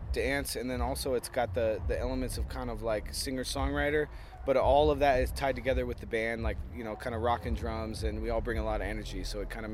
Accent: Portland, Oregon, United States; we're from Portland, Oregon

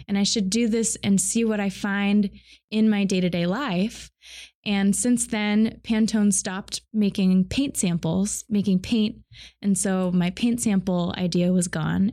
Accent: Boise, Idaho, United States; now in Seattle, United States; I grew up in Boise, Idaho

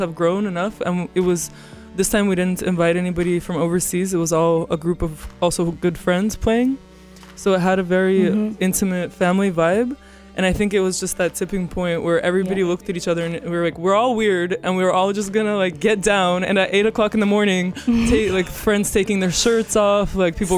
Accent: Russia; now in New York, United States; I'm from Russia

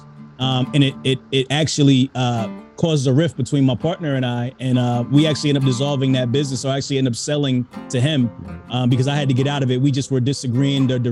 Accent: Hightstown, New Jersey, United States; also born or lived in Brooklyn, New York; now in Mount Laurel, United States; I'm originally from Brooklyn, New York. From Brooklyn, New York. Moved out of there when I was young, though. Moved to Central Jersey, a place called Heights Town. That's where I went to high school

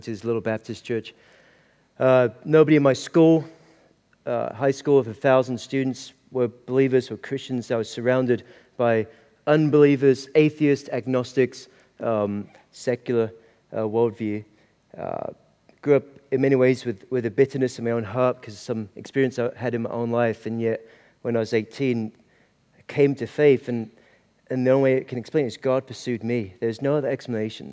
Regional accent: Aberdeen, Scotland, United Kingdom; moved away as an adult; also born or lived in Stavanger, Norway; now in Kentucky, United States; So grew up in Aberdeen, Scotland. But born in Norway, Stavanger, Norway

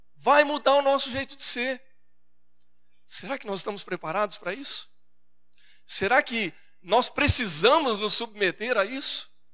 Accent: Brazil; accent: caipira; moved away as an adult; now in São Paulo, Brazil; Me permita, eu sou caipira, né? então eu falo assim

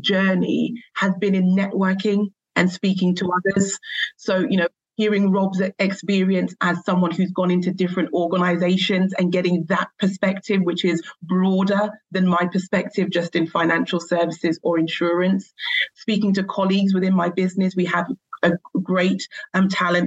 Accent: London, United Kingdom; the area I grew up in East London

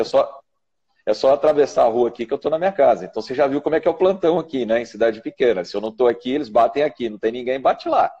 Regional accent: Ribeirão Preto, São Paulo, Brazil; lá de Ribeirão Preto, minha terra querida

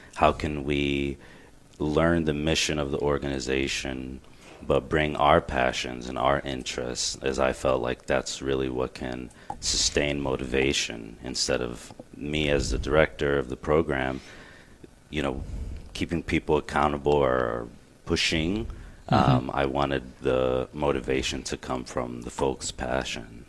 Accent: Glen Burnie, Maryland, United States; also born or lived in Miami; I was born in Miami, but I grew up around here in Glen Burnie

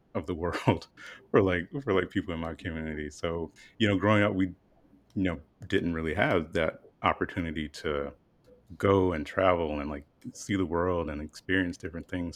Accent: South Carolina, United States; growing up, you know, I'm from South Carolina, really, really small town

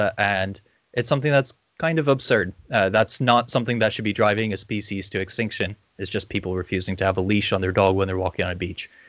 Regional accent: Corpus Christi, Texas, United States; also born or lived in Ireland; now in New Zealand; I'm not originally from Aotearoa, New Zealand. I was raised in Texas in Corpus Christi. And then I lived in Ireland, and now I'm working here in Aotearoa, New Zealand.

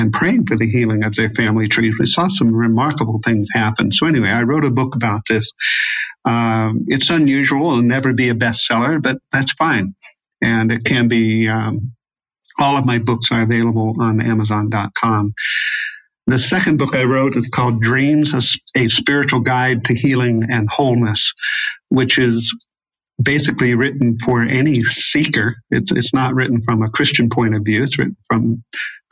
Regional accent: United States; moved away; also born or lived in Europe; I think of myself as an American

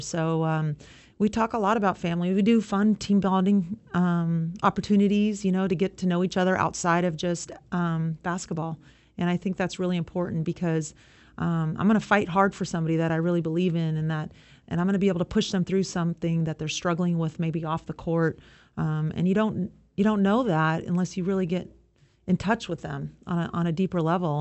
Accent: Southern California, United States; I grew up in Southern California

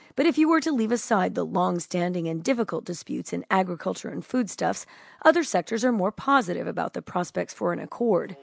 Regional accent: New Mexico, United States; my home state of New Mexico

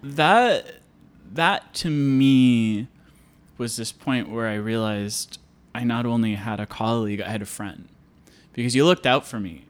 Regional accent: Iowa, United States; I grew up in Iowa, eh, on a farm

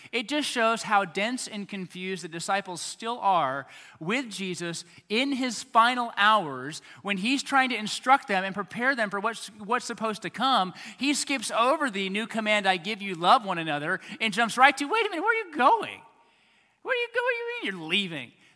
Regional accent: United States; as American Christians

